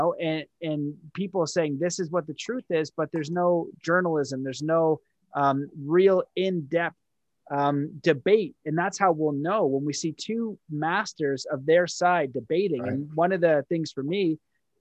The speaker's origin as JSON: {"language": "English", "country": "Canada", "said": "I'm Canadian"}